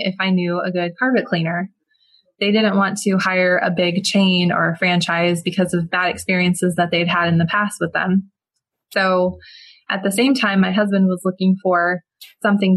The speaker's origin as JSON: {"language": "English", "town": "Palmetto", "region": "Florida", "country": "United States", "tie": "born or raised there", "said": "I was born and raised in Palmetto, Florida, which is a small little town just south of Tampa"}